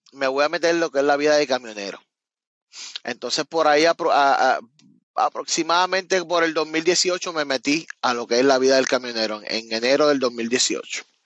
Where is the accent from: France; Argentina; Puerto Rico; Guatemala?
Puerto Rico; Cabo Rojo; moved away as an adult; also born or lived in Miami, Florida / West Palm Beach, Florida; now in Florida, United States; yo soy de Cabo Rojo, de un área, no tiene que ver nada con San Juan